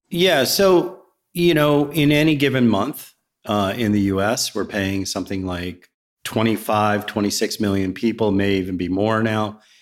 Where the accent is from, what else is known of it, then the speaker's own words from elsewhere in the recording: Virginia, United States; also born or lived in Riverside, New Jersey / New Jersey; now in Roswell, United States; I was born in a small, small town called Riverside, New Jersey. It's where my grandparents lived. And then I grew up in Virginia